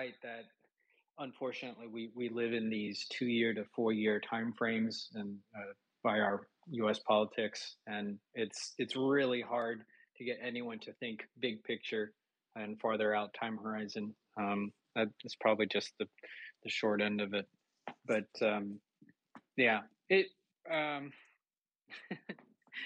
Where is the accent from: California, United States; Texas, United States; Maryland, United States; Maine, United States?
Texas, United States; also born or lived in Oklahoma; growing up in Texas and going to school in Oklahoma